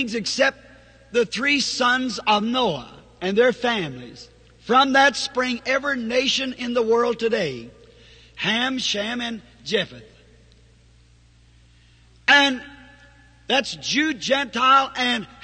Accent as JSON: {"language": "English", "region": "the South", "country": "United States", "said": "I'm a Southerner."}